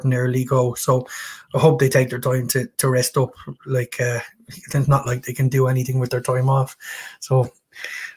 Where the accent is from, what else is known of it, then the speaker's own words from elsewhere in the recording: Ireland; being an Irishman